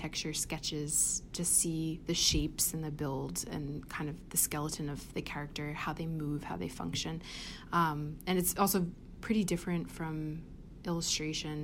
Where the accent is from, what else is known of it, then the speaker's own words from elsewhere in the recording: Reading, Pennsylvania, United States; moved away; I grew up in Pennsylvania